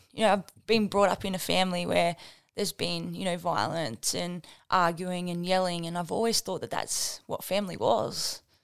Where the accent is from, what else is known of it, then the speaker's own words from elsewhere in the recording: Batlow, New South Wales, Australia; Grew up in Battler, very small country town, uh, famous for apples.